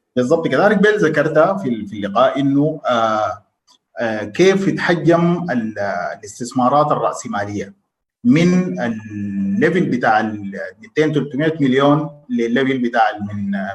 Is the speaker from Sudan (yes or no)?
yes; Sudan